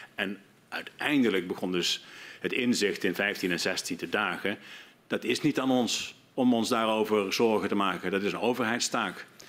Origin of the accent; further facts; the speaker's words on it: Netherlands; moved away as an adult; zeker ook als Nederlander